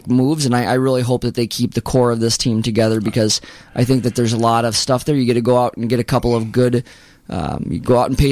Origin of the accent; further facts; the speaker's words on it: New York, United States; now in Northfield, United States; I grew up in New York and grew up a Mets fan